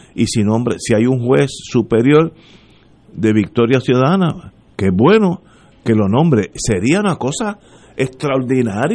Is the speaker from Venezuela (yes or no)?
no; Puerto Rico; somos puertorriqueños